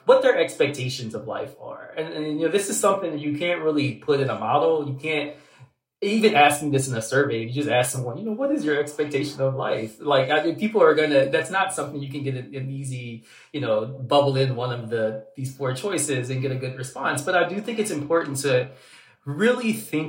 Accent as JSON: {"language": "English", "region": "Southern Louisiana", "country": "United States", "tie": "born or raised there", "said": "I'm from Southern Louisiana"}